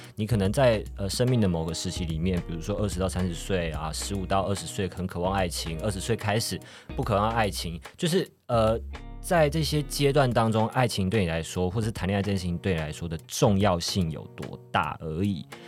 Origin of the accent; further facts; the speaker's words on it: Taiwan; 我们现在这个就是台湾的这个疫情的期间啊，然后 我就是选择，选择回到我的老家去跟我妈妈相处